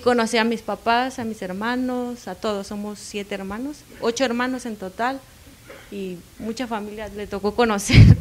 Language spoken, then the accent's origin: Spanish; Ciudad Constitución, Baja California Sur, Mexico; soy de Baja California Sur, cerca de una ciudad de, de La Paz